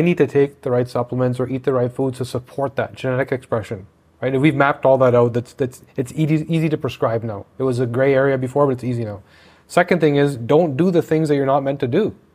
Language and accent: English; Canada; I'm Canadian